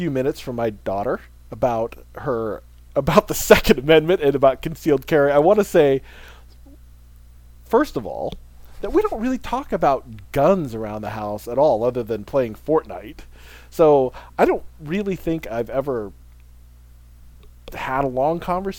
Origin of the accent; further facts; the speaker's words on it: Philippines; as a Filipino